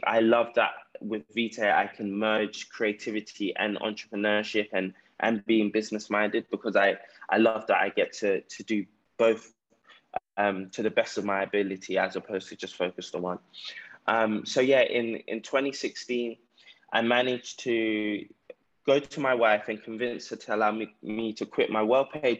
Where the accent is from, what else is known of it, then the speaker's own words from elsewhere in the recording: London, United Kingdom; now in Ghana; I grew up in South London, grew up in a council estate.